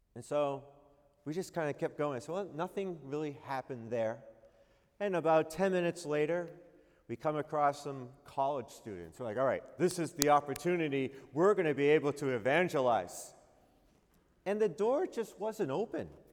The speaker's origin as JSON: {"language": "English", "region": "New England", "country": "United States", "said": "I am from New England"}